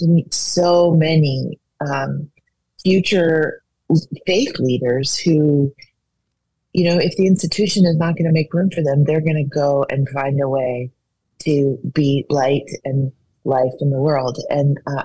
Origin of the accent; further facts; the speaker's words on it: Hawaii, United States; moved away; also born or lived in New Orleans; I'm from Hawaii, which is an island and a tropical paradise